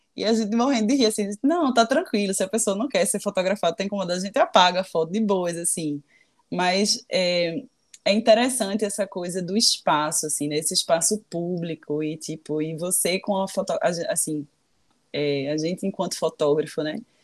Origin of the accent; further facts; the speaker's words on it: Brazil; moved away; also born or lived in London; eu sou brasileira